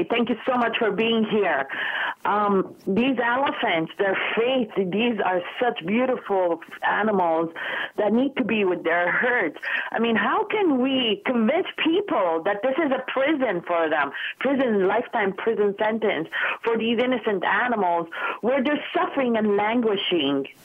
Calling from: Los Angeles, California, United States; right now, I'm calling from Los Angeles.

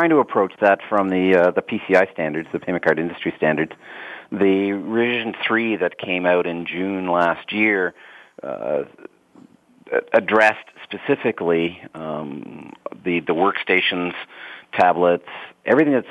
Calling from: London, United Kingdom; I'm back at the headquarters today, so I'm in London, uh, not traveling.

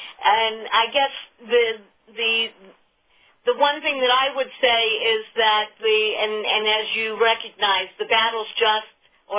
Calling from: Pittsburgh, Pennsylvania, United States; calling from ADA Incorporated in Pittsburgh.

